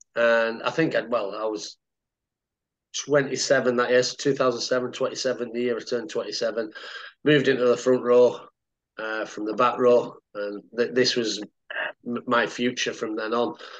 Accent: Cumbria, North West England, United Kingdom; moved away as an adult; also born or lived in Lancaster / Sheffield / Wakefield; I was born in Lancas Lancaster. So I'm a Lancastrian at birth. Uh, but I lived in Cumbria till I was 18

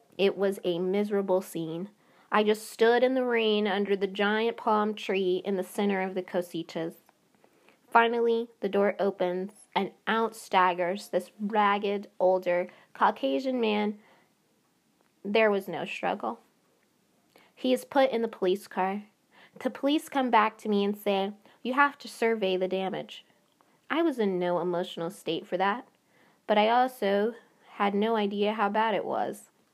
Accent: North Carolina, United States; moved away as an adult; also born or lived in Phoenix, Arizona; go back home safe to North Carolina, my home state.

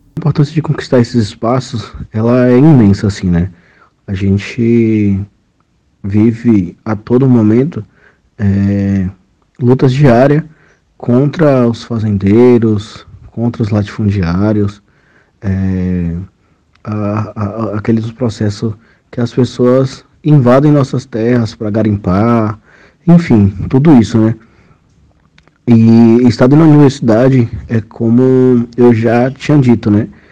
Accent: Pataxó village of Coroa Vermelha, Bahia, Brazil; Eu sou da etnia Pataxó, do povo é, da aldeia Pataxó de Coroa Vermelha

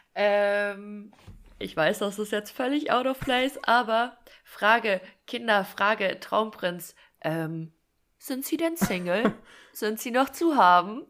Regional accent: Fulda, Hesse, Germany; ich komme ja aus Fulda

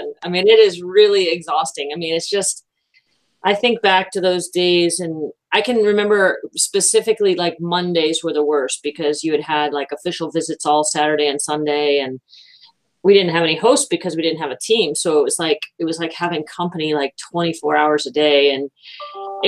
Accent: Florida, United States; also born or lived in Massachusetts; I moved from Massachusetts to Florida when I was 10

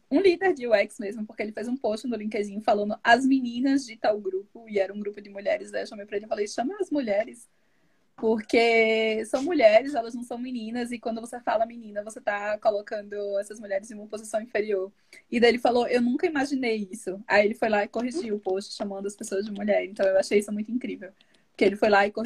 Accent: Northeast Region, Brazil; a gente é nordestina

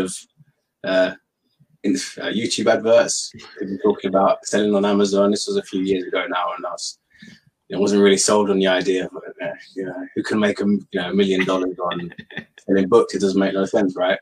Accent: London, United Kingdom; moved away as an adult; now in Bedford, United Kingdom; born and raised in London. Now I live in Bedford, just north of London.

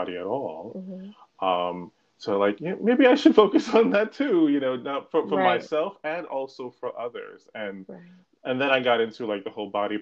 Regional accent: New York, United States; now in Irvington, United States; I am from New York, and I live actually in New Jersey, in Irvington, New Jersey

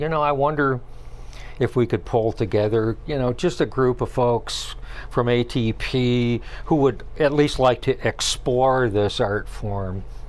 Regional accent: Jackson, Michigan, United States; moved away as an adult; now in Traverse City area, United States; I grew up in the Jackson area

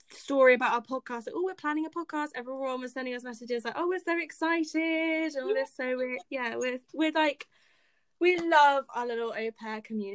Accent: Bournemouth, South West England, United Kingdom; we are from the UK. We're both Brits. I'm from Bournemouth in the south.

